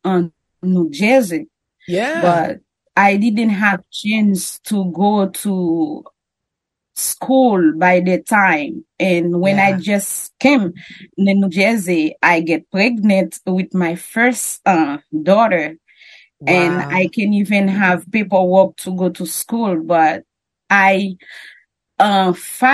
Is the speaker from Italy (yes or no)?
no; Haiti; first language French or Creole; English is a second language; I'm from Haiti